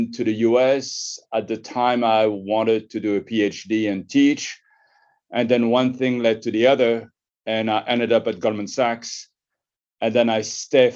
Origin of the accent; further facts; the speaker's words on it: Paris, Île-de-France, France; moved away as an adult; also born or lived in United States; I was born in Paris in 1963, and I grew up in a neighborhood of Montparnasse.